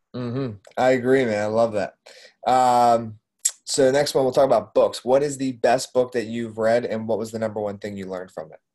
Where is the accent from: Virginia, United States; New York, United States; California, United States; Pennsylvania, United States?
Pennsylvania, United States; Doylestown; I grew up in Doylestown, which isn't too far